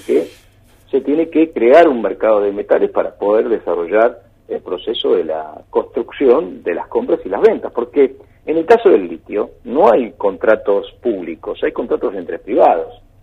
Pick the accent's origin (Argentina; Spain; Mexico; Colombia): Argentina; la gran problemática que tenemos en, en Argentina